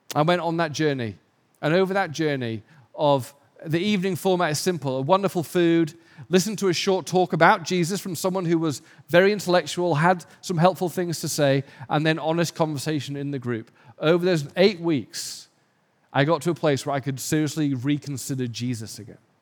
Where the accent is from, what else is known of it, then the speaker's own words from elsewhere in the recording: England, United Kingdom; now in Los Angeles, United States; because I'm English